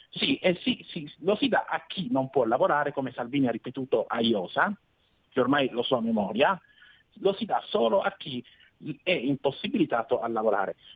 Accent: Lecce, Apulia, Italy; accent: Southern Italian; Sì, io sono di Lecce, sì.

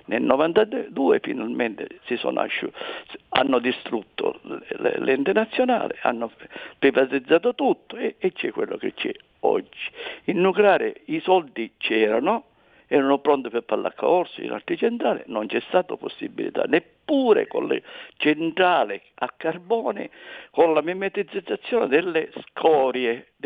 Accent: Agrigento / Palermo, Sicily, Italy; io sono da Rigento e palermitano

